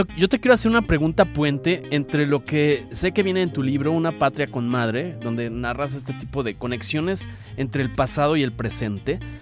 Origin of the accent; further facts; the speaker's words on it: Mexico; la identidad nuestra como mexicanos